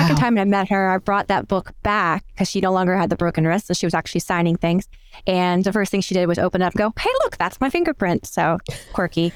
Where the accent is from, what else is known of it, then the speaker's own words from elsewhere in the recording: New Brunswick, Canada; moved away as an adult; also born or lived in Aberdeen, Scotland; now in Michigan, United States; I'm actually originally from the East Coast of Canada, from a place called New Brunswick